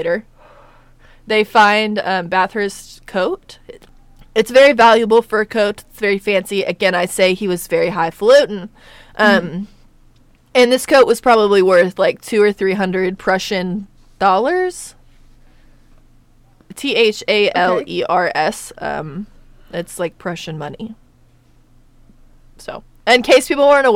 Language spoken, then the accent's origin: English; United States; I am an American